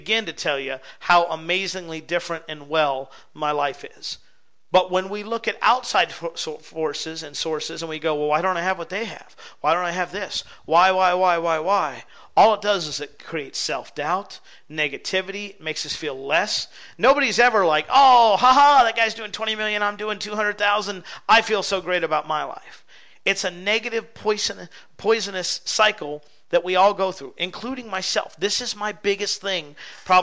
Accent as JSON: {"language": "English", "region": "West Coast", "country": "United States", "tie": "born or raised there", "said": "I grew up on the West Coast"}